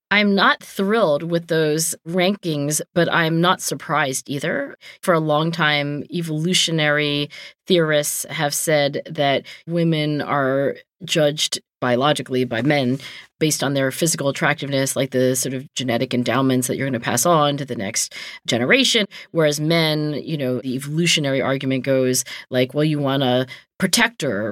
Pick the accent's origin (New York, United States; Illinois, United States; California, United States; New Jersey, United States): New Jersey, United States; Cherry Hill; my hometown of Cherry Hill, New Jersey